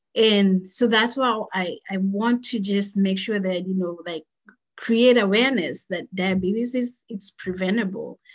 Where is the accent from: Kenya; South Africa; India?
Kenya; moved away as an adult; now in United States; I grew up, born and raised in Kenya. So that's where I did uh, my schooling from um, kindergarten all the way to high school. And then I moved to the United States after high school